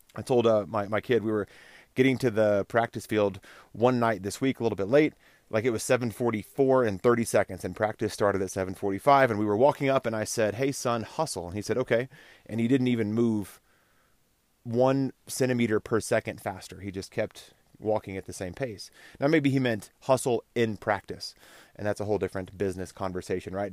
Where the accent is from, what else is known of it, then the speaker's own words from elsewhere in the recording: Texas, United States; I grew up in Texas